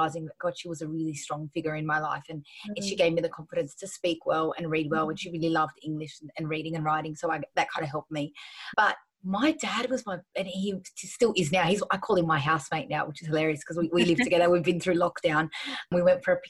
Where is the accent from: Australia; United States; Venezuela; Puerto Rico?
Australia; I'm an Australian, but I'm a proud Arab girl as well